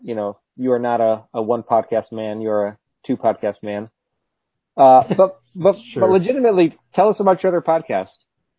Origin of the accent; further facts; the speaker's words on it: Midwest, United States; I'm from the Midwest